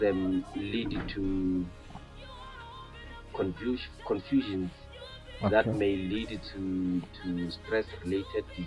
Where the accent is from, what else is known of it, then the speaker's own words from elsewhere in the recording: Bushbuckridge, Mpumalanga, South Africa; my hometown of Bushbuck Ridge